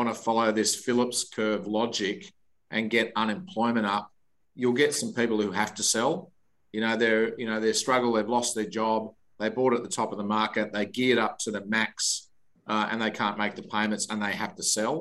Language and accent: English; Victoria, Australia; I grew up in Victoria